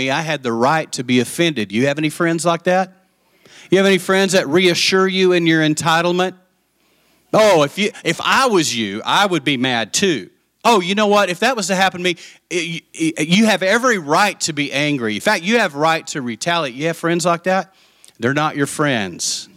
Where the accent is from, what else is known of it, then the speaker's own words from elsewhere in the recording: West Texas, United States; I'm from West Texas